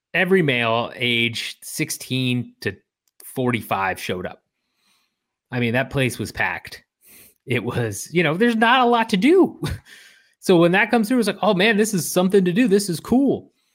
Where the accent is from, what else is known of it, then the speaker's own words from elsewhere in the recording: Illinois, United States; Where I grew up in Illinois